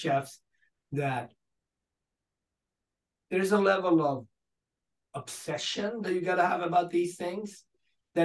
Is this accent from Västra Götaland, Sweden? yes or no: yes; Gothenburg, Västra Götaland, Sweden; moved away as an adult; where I grew up in Gothenburg